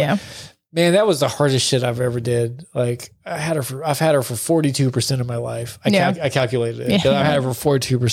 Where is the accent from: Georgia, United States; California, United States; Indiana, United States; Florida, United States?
Georgia, United States; Atlanta; I grew up in Atlanta. In the city, I've lived in the city of Atlanta and I've lived near Atlanta my whole life